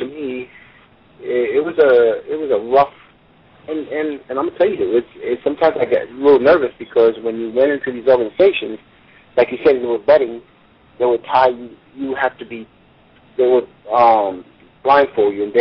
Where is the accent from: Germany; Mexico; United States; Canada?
United States; New York City, New York; I was a poor guy growing up in Brooklyn